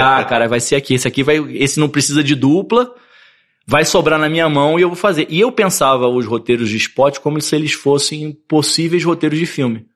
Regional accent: Rio de Janeiro, Brazil; Nasci no Rio de Janeiro. Na época, meus pais eram bem ciganos, assim. Minha mãe mudou, acho que umas nove vezes de apartamento no Rio. Mas entre esses nove endereços, eu comecei em Copacabana

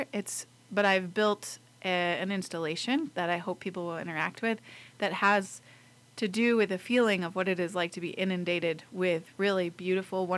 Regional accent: Lander, Wyoming, United States; moved away as an adult; I grew up in Lander. I was born at Lander Medical Center

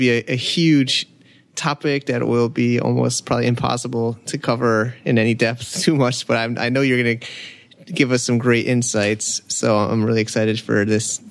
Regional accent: United States; now in China; in my home country in the U.S.

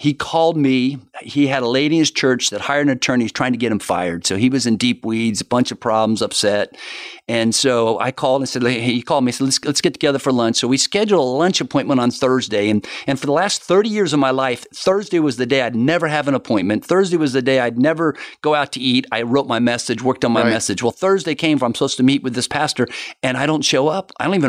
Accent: Florida, United States; also born or lived in Miami; I've been here almost all my life. I'm a Florida boy, born in Miami, grew up, moved here when I was age one.

